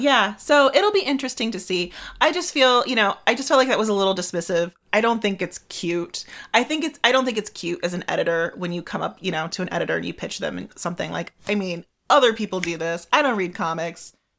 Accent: United States; I am your American host

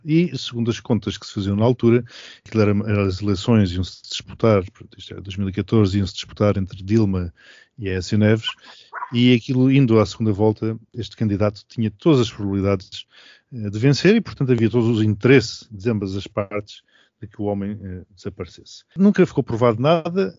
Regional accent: Mozambique; now in Portugal; Eu nasci e... em Moçambique e sou português, nunca tive outra nacionalidade

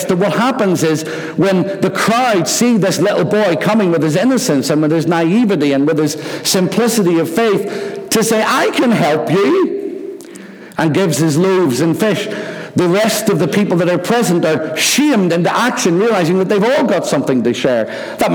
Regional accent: Rathcoole, Northern Ireland, United Kingdom; There was a little stream near where we lived when I was growing up in Rathcoole called the Glen

